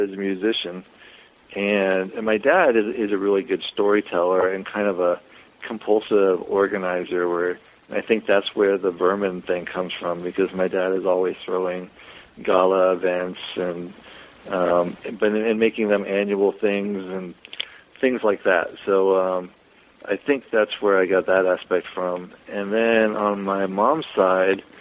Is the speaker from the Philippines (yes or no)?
no; Falls Church, Virginia, United States; moved away as an adult; also born or lived in New York; I mostly grew up in Northern Virginia. That's where I went to grade school and finished high school, in Falls Church, Virginia.